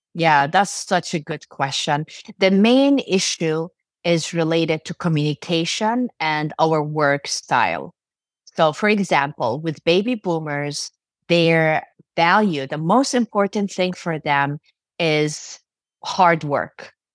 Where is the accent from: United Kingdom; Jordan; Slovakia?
Jordan; also born or lived in Turkey; now in United States; I was born in Turkey and raised in Jordan in the Middle East. I moved to the U S in ninety-six, and I've been here since then.